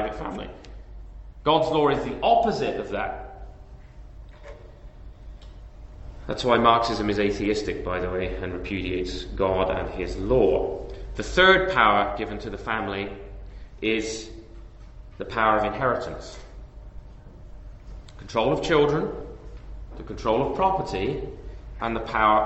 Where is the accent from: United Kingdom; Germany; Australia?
United Kingdom; England; moved away as an adult; now in Canada; my home country, or my previous home country, England.